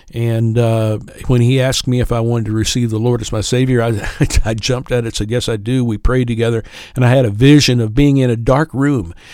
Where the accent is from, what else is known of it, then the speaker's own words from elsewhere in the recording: Kendallville, Indiana, United States; also born or lived in Prestonsburg, Kentucky / Floyd County, Kentucky; I was raised in Kendallville, Indiana, went to school at East Noble High School